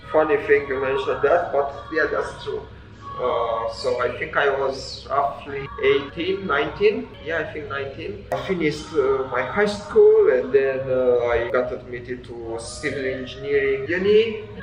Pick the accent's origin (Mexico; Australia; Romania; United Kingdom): Romania; Transylvania; moved away as an adult; now in New Zealand; I was uh, born and raised in Romania, and I think I started traveling in my early 20s.